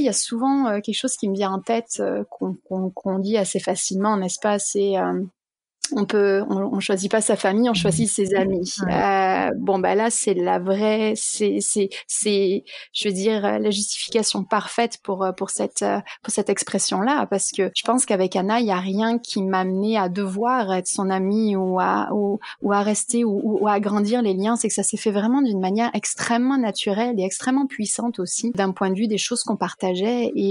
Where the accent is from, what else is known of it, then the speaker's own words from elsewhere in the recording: France; now in Canada; donc je suis devenue canadienne, je me sens canadienne, je me sens aussi française, peut-être un peu plus française que canadienne.